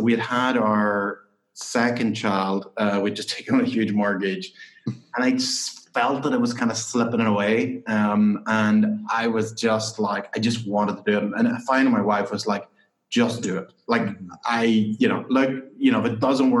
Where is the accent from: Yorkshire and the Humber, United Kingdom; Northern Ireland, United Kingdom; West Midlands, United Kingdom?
Northern Ireland, United Kingdom; County Tyrone; moved away as an adult; also born or lived in St Andrews, Scotland / London; Yeah, so I grew up in Northern Ireland, in County Tyrone. I grew up on a dairy farm